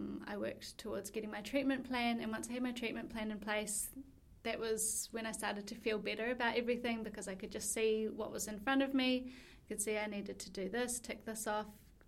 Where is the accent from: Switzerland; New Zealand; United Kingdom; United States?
New Zealand; moved away as an adult; now in Melbourne, Australia; I'm from New Zealand originally, but I've been living in Melbourne for the past 2.5 years.